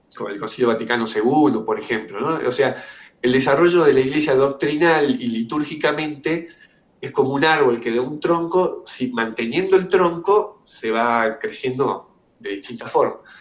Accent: Argentina; yo soy una familia eh, normal de, Argentina, clase media

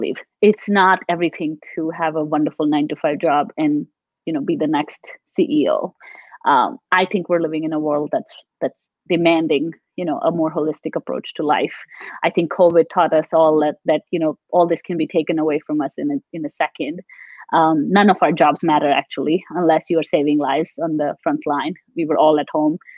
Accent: Delhi, India; also born or lived in Maharashtra, India; now in United States; I grew up a lot in Delhi

